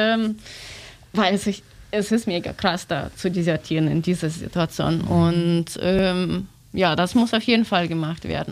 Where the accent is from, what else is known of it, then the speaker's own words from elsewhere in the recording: Russia; German is a second language; moved away; ich bin aus Russland